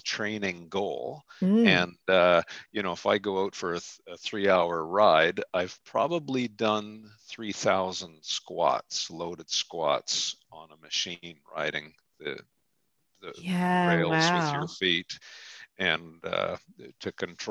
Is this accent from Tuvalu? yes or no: no; Canada; also born or lived in Ontario; I'm a Canadian and I live in middle Ontario